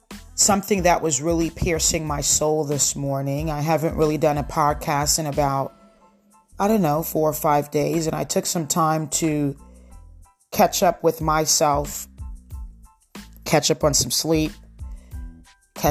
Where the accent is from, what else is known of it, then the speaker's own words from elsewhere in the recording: Lakewood, New Jersey, United States; moved away; my hometown, which is Lakewood, New Jersey